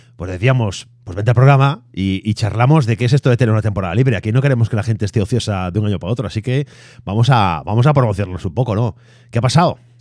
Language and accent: Spanish; Galicia, Spain; como gallegos, eh, aquí en Galicia